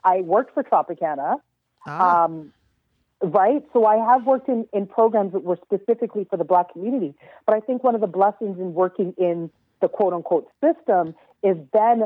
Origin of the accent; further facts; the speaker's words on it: Canada; because I was born in Canada, I am a Canadian by birth. I very much identify with my Caribbean heritage, but I was born here.